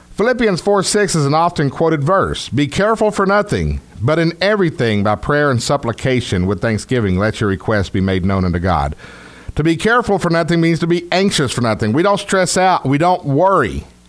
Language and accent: English; Texas, United States; accent: Texas; my Texas accent